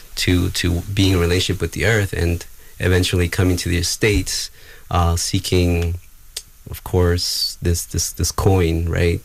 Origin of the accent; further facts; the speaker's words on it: Gualaceo, Azuay, Ecuador; moved away; I incarnated on this the land currently referred to as Gualaceo, Ecuador